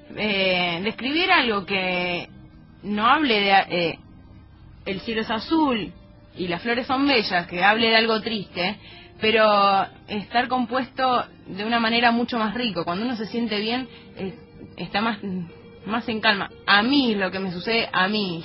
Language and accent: Spanish; Buenos Aires Province, Argentina; yo no soy porteña, yo soy bonaerense